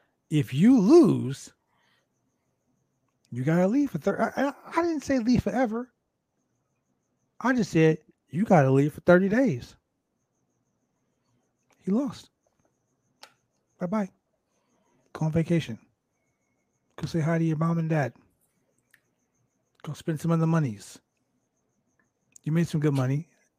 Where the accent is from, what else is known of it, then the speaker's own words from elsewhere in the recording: Compton, California, United States; You know, I'm from Compton, California.